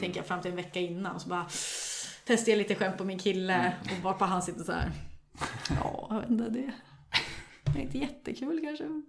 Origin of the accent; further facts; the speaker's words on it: Sundsvall, Västernorrland County, Sweden; jag kommer från Sundsvall